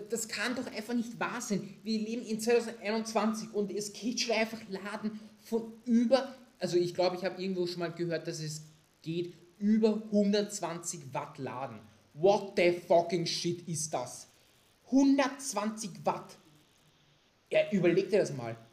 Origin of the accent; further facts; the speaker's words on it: Austria; bei uns in Österreich